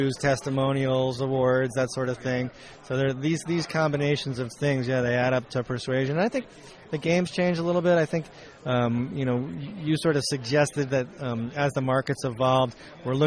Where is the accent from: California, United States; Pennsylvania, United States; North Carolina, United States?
California, United States; I'm a Californian